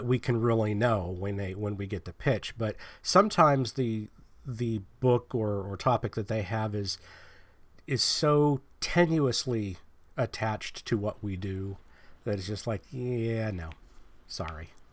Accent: Pennsylvania, United States; now in California, United States; I'm from Pennsylvania

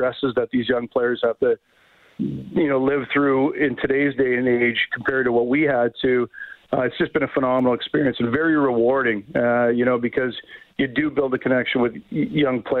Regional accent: Hamilton, Ontario, Canada; my hometown in Hamilton

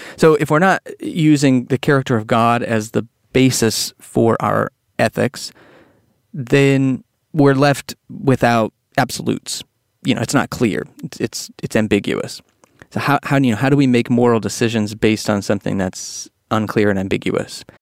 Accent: Texas, United States; growing up in Texas

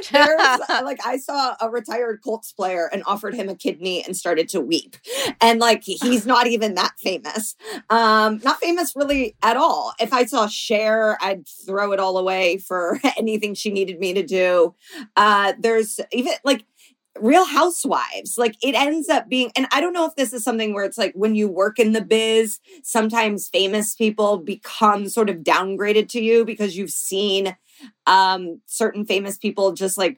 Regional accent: Indianapolis, Indiana, United States; she's going to my hometown now so i'm like i guess i'll go in indianapolis

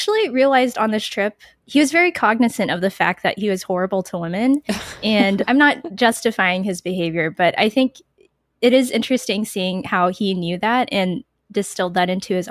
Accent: San Antonio, Texas, United States; I'm from San Antonio, Texas, which is home to the McNay Art Museum

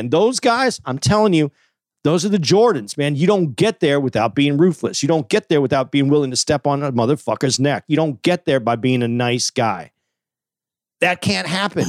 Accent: Tucson, Arizona, United States; I grew up in Tucson, so it was hot

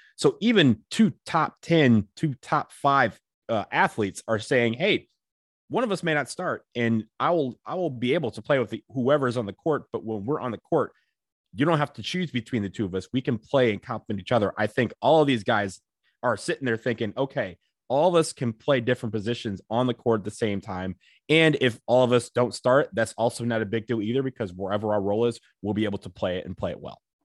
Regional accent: Michigan, United States; I grew up in Michigan. I grew up literally directly across the street from Eastern Michigan.

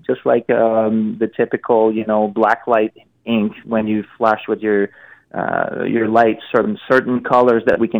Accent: Montreal, Quebec, Canada; I'm from Montreal

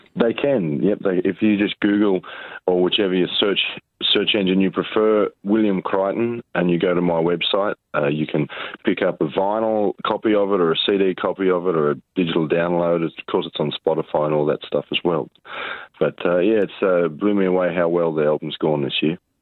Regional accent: Riverina, New South Wales, Australia; growing up in the Riverina

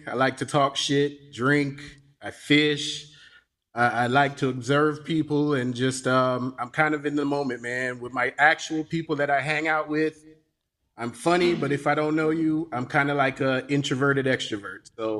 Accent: Gainesville, Florida, United States; I am from Gainesville, and I grew up in the neighborhood with the inventor of Gatorade

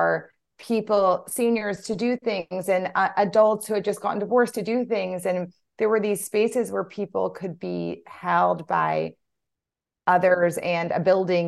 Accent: Louisiana, United States; I'm from Louisiana

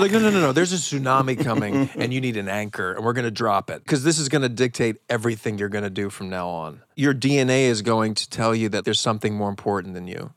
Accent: Philadelphia, Pennsylvania, United States; I'm from Philly

